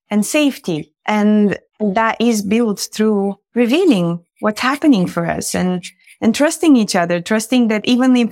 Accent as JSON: {"language": "English", "country": "Bulgaria", "tie": "born or raised there", "moved": "yes", "said": "I grew up in Bulgaria"}